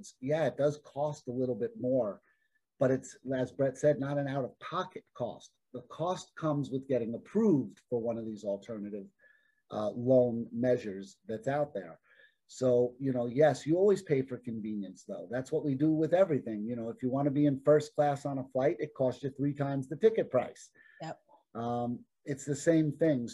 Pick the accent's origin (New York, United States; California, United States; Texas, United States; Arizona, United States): Arizona, United States; I'm from Arizona.